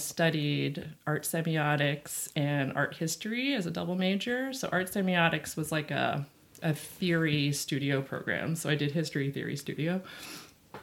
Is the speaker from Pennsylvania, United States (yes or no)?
yes; New Tripoli, Pennsylvania, United States; moved away as an adult; now in New York, United States; I grew up in rural Pennsylvania, which is why I had to move back to the country. I grew up in New Tripoli